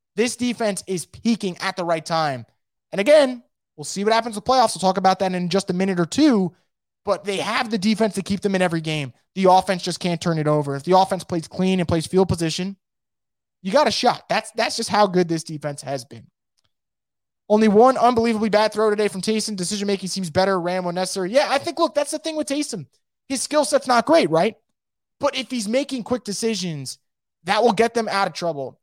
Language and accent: English; New York, United States; I'm from New York